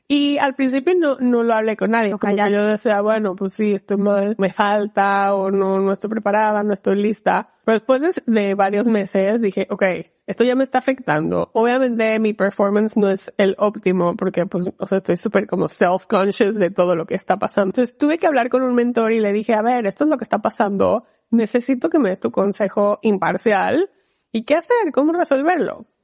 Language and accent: Spanish; Mexico; moved away as an adult; now in Seattle, United States; soy mexicana, soy abogada, trabajo en Amazon, vivo en Seattle